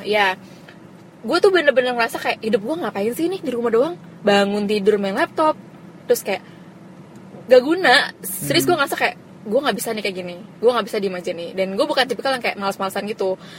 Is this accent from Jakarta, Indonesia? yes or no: yes; Jakarta, Indonesia; iya gue Jakarta asli tapi nyokap gue orang Pemalang